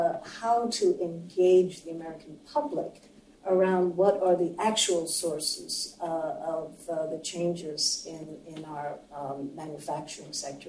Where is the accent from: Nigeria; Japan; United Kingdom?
Japan; now in United States; I grew up in Japan